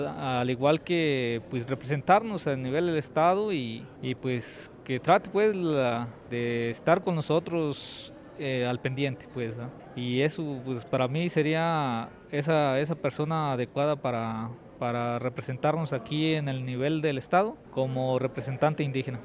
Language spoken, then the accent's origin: Spanish; San Lucas Tepetitlán, Florencia, Zacatecas, Mexico; vengo del municipio de Florencia, Zacatecas y soy de la, originario de la comunidad de San Lucas Tepetitlán y soy originalmente cascán.